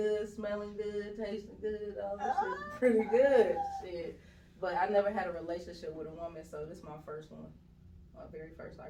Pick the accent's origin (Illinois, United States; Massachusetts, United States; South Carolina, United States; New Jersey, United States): Illinois, United States; Chicago; moved away as an adult; now in Atlanta, United States; I am from Chicago, Illinois. Illinois. Well, I'm from the south side.